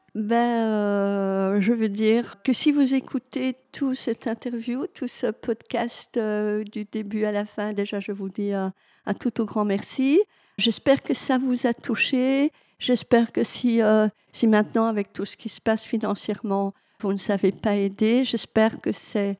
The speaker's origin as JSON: {"language": "French", "area": "Hainaut", "region": "Wallonia", "country": "Belgium", "said": "je suis du Hainaut"}